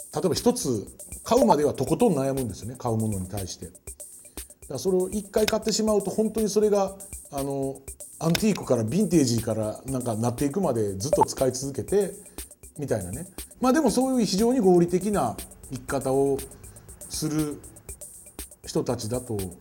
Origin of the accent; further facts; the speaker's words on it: Kyoto, Japan; moved away as an adult; now in Tokyo, Japan; 僕も京都に生まれて30年近く京都で過ごして15年経つんですけど東京に出てきて